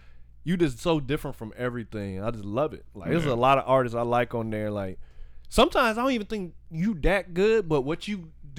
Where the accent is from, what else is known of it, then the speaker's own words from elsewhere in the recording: the South, United States; I'm from the South.